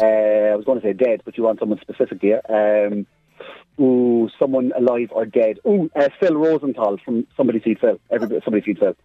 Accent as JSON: {"language": "English", "town": "Cork", "region": "Munster", "country": "Ireland", "accent": "Cork", "said": "I have a Cork accent, and when I went to LA as well, being Irish"}